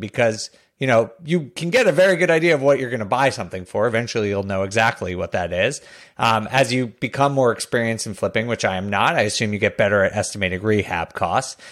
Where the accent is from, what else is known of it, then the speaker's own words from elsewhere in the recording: Northeast, United States; I grew up in the Northeast